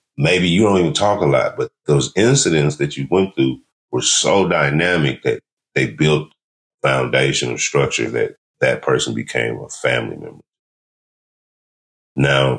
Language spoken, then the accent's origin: English; California, United States; I'm from California